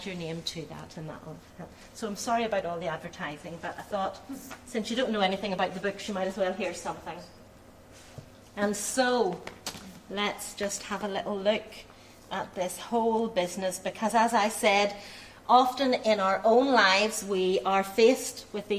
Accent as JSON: {"language": "English", "town": "Belfast", "region": "Northern Ireland", "country": "United Kingdom", "tie": "born or raised there", "said": "My family at that time, when I was born, were living in working class Belfast. But I'm very fortunate to have been brought up by parents"}